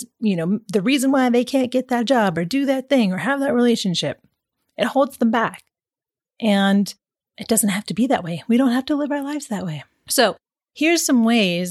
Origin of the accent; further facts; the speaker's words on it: Pacific Northwest, United States; moved away; growing up in the Pacific Northwest